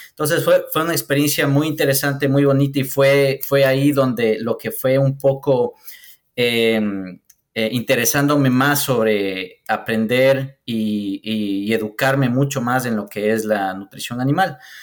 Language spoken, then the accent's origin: Spanish; Ecuador; yo soy ecuatoriano